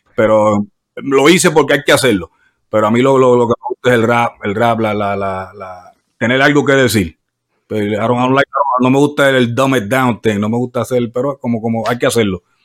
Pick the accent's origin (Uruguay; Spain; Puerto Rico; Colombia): Puerto Rico; also born or lived in New York; yo nací en Nueva York, pero me quería en Puerto Rico